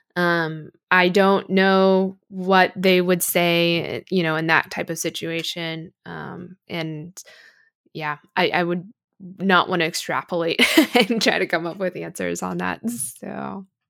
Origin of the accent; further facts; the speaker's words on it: United States; as an American